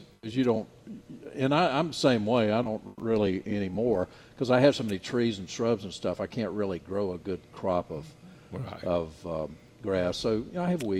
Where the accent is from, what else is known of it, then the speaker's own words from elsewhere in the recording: Nash County, North Carolina, United States; I grew up in Nash County